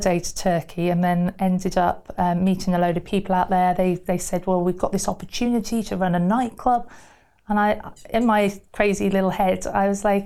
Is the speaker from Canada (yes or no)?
no; Somerset, South West England, United Kingdom; moved away as an adult; also born or lived in Burton-on-Trent / Wales; I moved to Somerset quite early on in sort of my life, and I lived there until I went to university in Wales